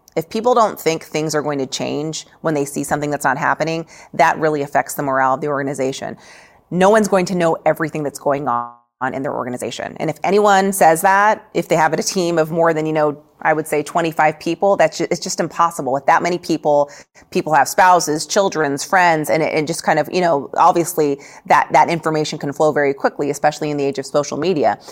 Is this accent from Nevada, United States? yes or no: yes; Nevada, United States; I came from Nevada, so I've, I've grown up seeing, you know, slot machines in, um, in convenience stores